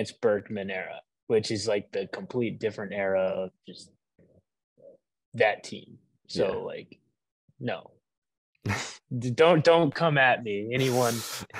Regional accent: Houston, Texas, United States; I am originally from Houston. I was born and raised.

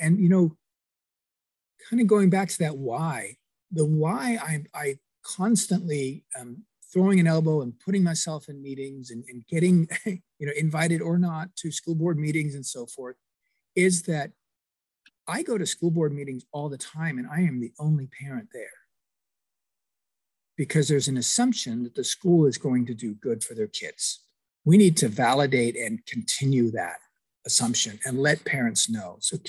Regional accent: Kingston upon Thames, London, United Kingdom; moved away; And Shine, you may not know that I'm also an immigrant from England. I'm from Kingston on Thames

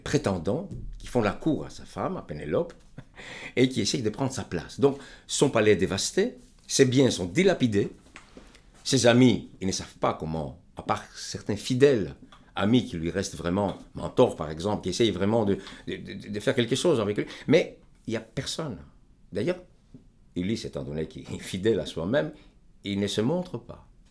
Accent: Greece; moved away as an adult; je suis grec. Et euh, je me suis éloigné de mon pays depuis maintenant, depuis 1968

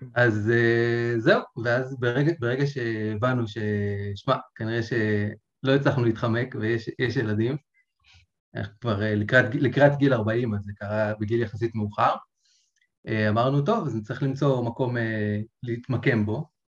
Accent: Israel; גדלתי בקיבוץ

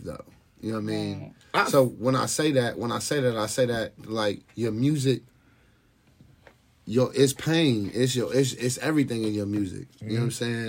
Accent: Lima, Ohio, United States; also born or lived in Buffalo, New York; I'm from Buffalo, New York and grew up in Lima

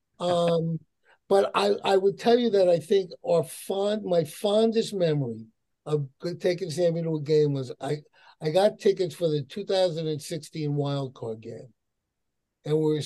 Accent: New York, United States; moved away as an adult; I'm a New Yorker

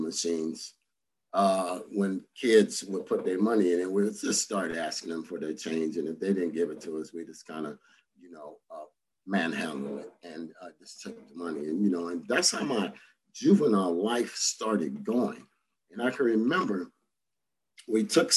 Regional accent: Santa Ana, California, United States; I grew up here in Orange County and in Santa Ana, to be exact

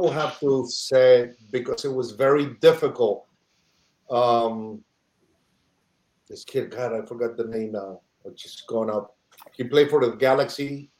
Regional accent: Chile

